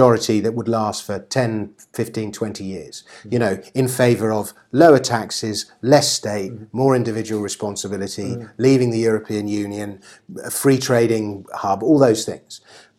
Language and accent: English; England, United Kingdom; I consider myself English.